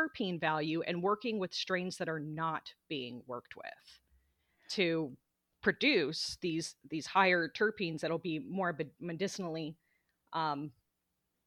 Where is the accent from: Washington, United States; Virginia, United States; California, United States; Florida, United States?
Florida, United States; also born or lived in Portland, Oregon; now in Oregon, United States; we're from Florida originally, very conservative out there.